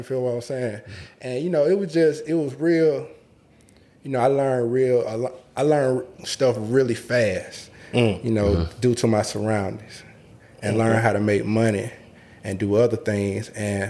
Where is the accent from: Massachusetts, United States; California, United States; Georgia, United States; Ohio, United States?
Georgia, United States; Atlanta; So, for me, Allen Temple Projects, I'm going to give you the picture.